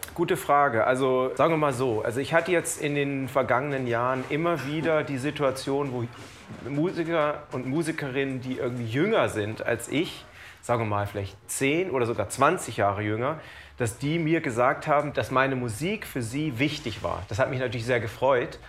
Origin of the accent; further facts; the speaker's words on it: Lower Saxony, Germany; also born or lived in New York; now in Cologne, Germany; Ich bin ja in Niedersachsen auf dem Dorf groß geworden